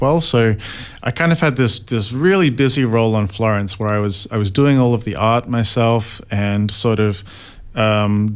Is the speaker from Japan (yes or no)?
no; Australia; I was able to come back to my home country of Australia